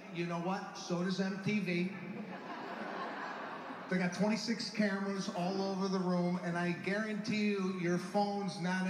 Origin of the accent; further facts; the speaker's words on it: Los Angeles, California, United States; I've been here for a week in New Jersey. I'm from Los Angeles.